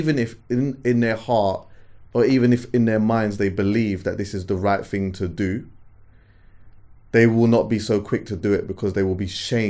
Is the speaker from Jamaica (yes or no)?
yes; Jamaica; I'm Jamaican.